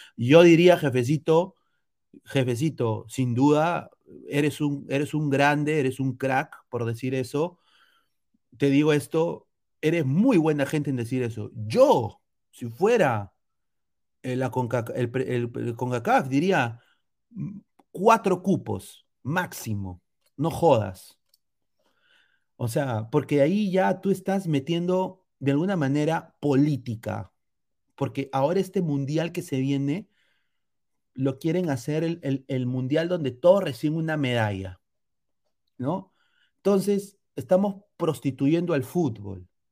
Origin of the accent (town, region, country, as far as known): Peru